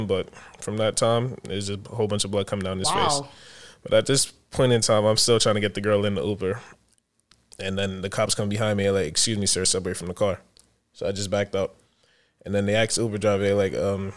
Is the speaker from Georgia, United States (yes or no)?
no; New York City, New York, United States; also born or lived in Buffalo, New York; I'm originally from Brooklyn, New York